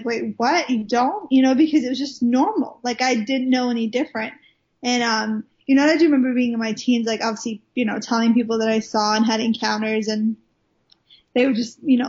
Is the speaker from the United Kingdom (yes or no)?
yes; Wales, United Kingdom; moved away as an adult; now in Redding, United States; I live in Redding, California. I'm originally from Wales in the UK. Even though I don't sound like it, I sound extremely Americanized now. But I promise you, I am Welsh. I was born in Wales. Lived there for the first 19 years of my life